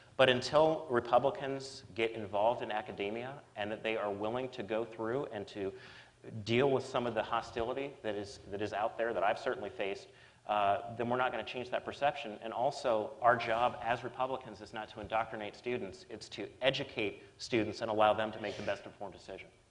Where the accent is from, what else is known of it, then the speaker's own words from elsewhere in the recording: Kentucky, United States; now in Massachusetts, United States; I'm from Kentucky.